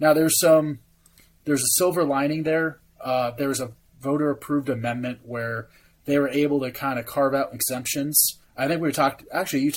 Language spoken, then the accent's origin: English; California, United States; moved away; my home state of California, where I was born and raised